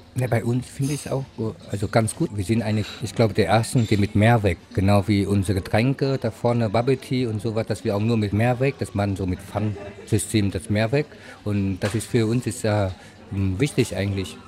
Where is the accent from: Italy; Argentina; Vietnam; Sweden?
Vietnam; now in Weimar, Germany; Ich komme aus Vietnam